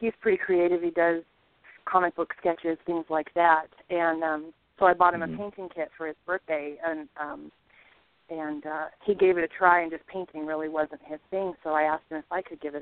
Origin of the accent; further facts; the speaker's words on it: Montana, United States; now in Humboldt County, California, United States; I grew up in Montana.